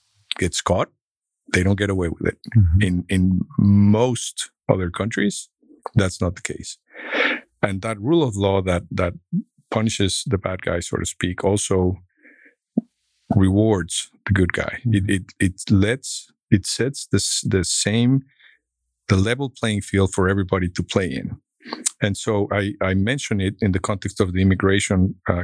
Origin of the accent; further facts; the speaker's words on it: Mexico; moved away as an adult; also born or lived in Mexico City, Mexico; now in Fort Worth, United States; growing up in Mexico, going to Berkeley.